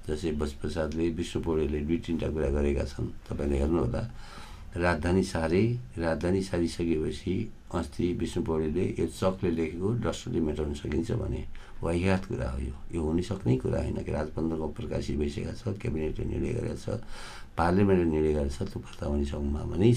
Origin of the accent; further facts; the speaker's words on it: Gulmi, Lumbini Province, Nepal; moved away; म गुल्मीको मान्छे हुँ